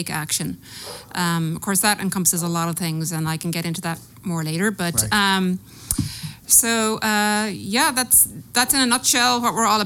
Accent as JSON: {"language": "English", "town": "Dublin", "region": "Leinster", "country": "Ireland", "accent": "Irish", "moved": "as an adult", "lives_now": "San Diego, United States", "said": "I'm from Ireland. Dublin, Ireland"}